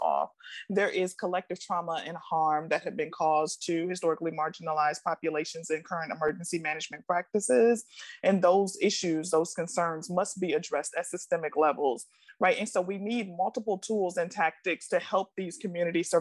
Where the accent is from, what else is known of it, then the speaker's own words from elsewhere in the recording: Milwaukee, Wisconsin, United States; now in Washington, D.C., United States; I was born and raised in Milwaukee, Wisconsin, so I am a Midwest girl at heart